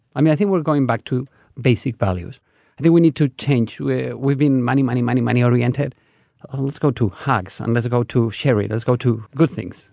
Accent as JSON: {"language": "English", "region": "Navarre", "country": "Spain", "second_language": "English", "moved": "yes", "said": "I'm from Navarre, which is a region that is by the Basque country."}